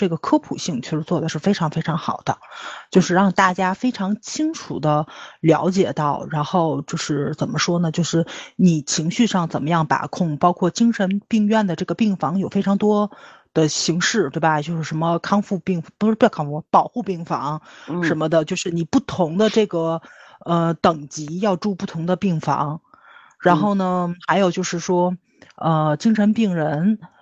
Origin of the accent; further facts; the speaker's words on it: China; 咱中国人总看自己做得不好的地方